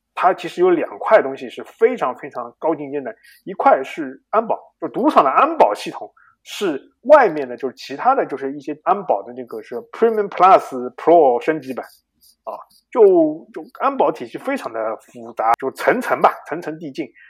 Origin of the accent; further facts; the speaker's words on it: China; 我们中国人